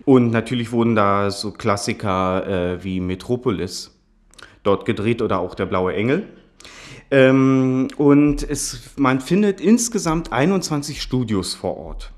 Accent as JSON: {"language": "German", "town": "Potsdam", "region": "Brandenburg", "country": "Germany", "tie": "born or raised there", "said": "Ich bin aus Potsdam, wurde hier auch geboren"}